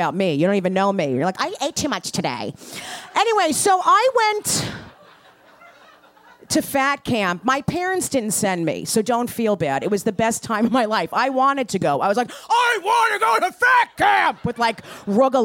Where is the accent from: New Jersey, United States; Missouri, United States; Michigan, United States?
New Jersey, United States; I'm Austrian Polish from New Jersey